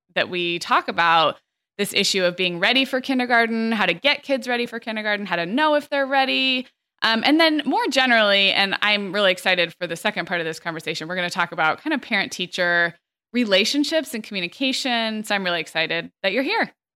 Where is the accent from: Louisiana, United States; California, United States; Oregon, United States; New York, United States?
California, United States; When I was growing up in California